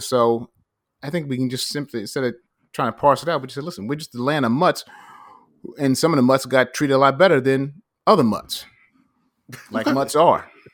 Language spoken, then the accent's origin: English; United States